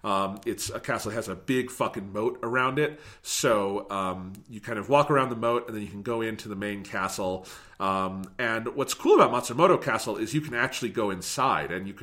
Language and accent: English; United States; as an American